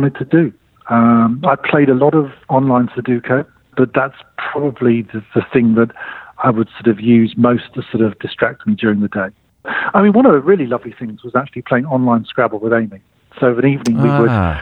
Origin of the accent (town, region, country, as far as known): United Kingdom; now in Singapore